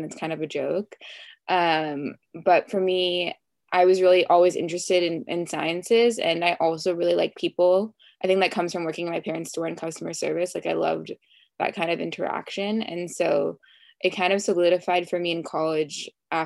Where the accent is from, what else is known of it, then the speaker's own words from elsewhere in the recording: Los Angeles, California, United States; also born or lived in West Hollywood, Beverly Hills area; I'm from LA, not too far from USC in Brentwood